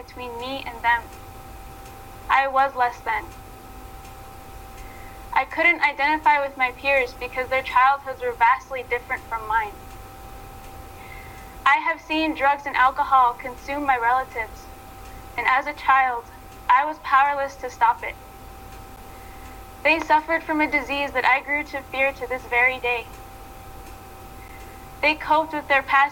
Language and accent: English; Pine Ridge Reservation, South Dakota, United States; I am from the Pine Ridge Reservation here in South Dakota